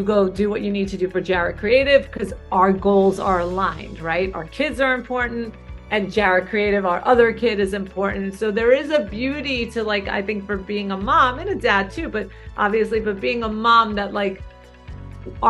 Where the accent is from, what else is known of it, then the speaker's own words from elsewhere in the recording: New York City, New York, United States; I grew up in Brooklyn.